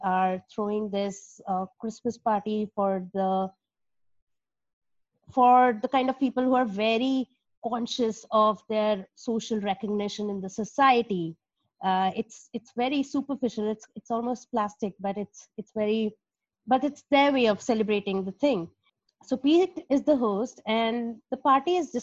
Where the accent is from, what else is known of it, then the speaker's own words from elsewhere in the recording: India; moved away as an adult; I've been born and brought up in India